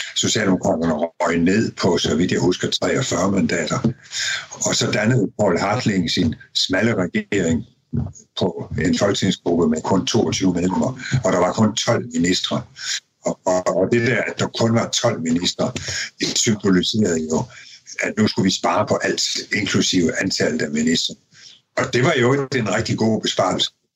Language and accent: Danish; Denmark; vi danskere